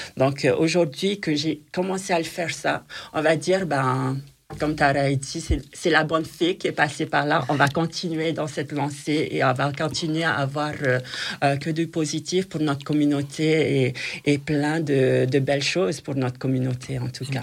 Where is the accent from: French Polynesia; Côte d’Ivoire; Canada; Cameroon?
French Polynesia; now in France; chez nous en Polynésie